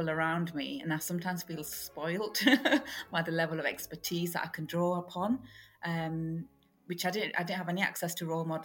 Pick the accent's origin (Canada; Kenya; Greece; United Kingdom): United Kingdom; Rochdale, North West England; my hometown of Rochdale